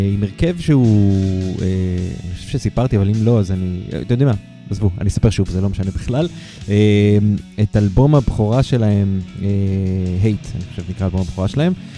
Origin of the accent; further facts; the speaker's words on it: Haifa, Haifa District, Israel; אני חיפאי